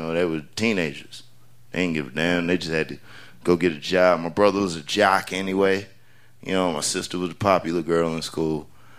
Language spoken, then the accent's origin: English; North Carolina, United States; also born or lived in Oklahoma / Spain; So I was born in Oklahoma, even though, yeah, I claim North Carolina because that's where I've been the longest.